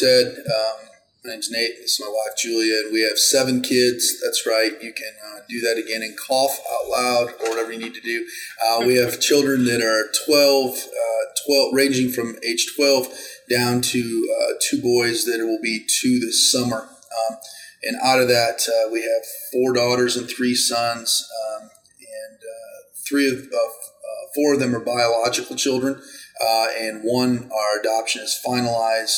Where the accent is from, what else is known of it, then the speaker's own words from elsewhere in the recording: Iowa, United States; I grew up in Iowa.